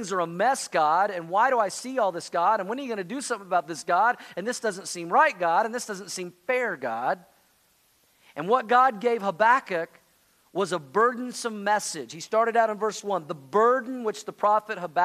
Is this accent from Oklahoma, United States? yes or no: yes; Oklahoma, United States; I grew up in Oklahoma